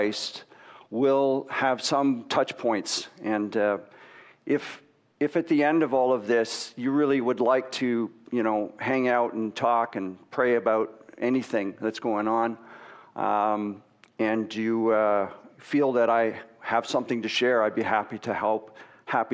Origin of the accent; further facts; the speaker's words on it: Waterloo, Ontario, Canada; I grew up in Waterloo, and I had a pretty sort of normal life, lived in a rural environment.